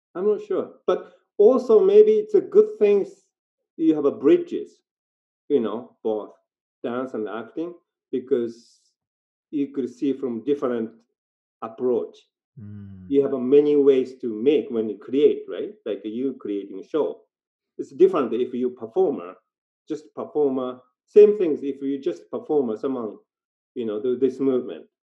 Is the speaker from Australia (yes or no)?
no; Japan; English is a second language; moved away as an adult; also born or lived in Tokyo / Vancouver; now in Nelson, Canada; now I live in Canada longer than when I grew up in Japan.